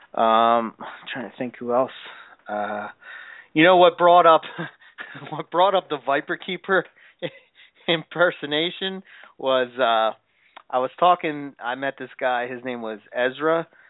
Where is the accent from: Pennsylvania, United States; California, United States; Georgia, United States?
Pennsylvania, United States; Philadelphia; I'm from Philly